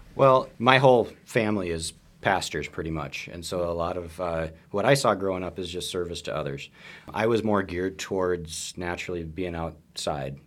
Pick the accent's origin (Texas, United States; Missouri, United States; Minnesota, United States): Minnesota, United States; moved away as an adult; also born or lived in Montana; I grew up in Minnesota